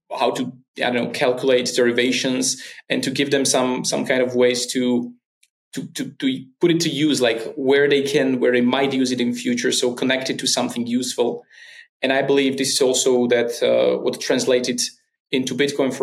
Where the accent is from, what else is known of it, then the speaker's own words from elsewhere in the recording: Slovakia; in my hometown, we had this most famous rapper in Slovakia was kind of from my hometown.